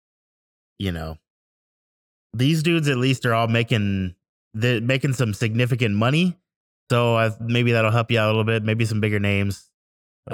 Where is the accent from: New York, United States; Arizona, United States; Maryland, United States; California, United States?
California, United States; Fresno; we grew up here in Fresno.